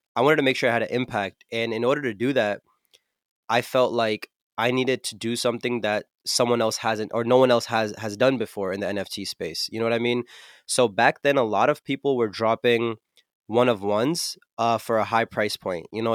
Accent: New Jersey, United States; I'm from New Jersey, uh, Central Jersey to be specific, and there's not really much of a music scene here

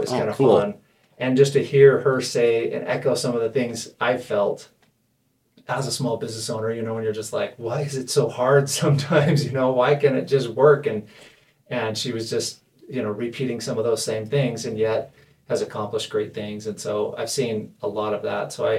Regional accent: Las Vegas, Nevada, United States; now in Weber County, United States; I'm from Las Vegas originally

